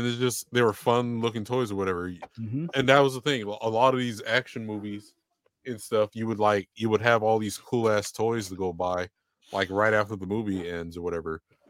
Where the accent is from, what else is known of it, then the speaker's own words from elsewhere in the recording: San Diego, California, United States; moved away; So I'm from San Diego originally.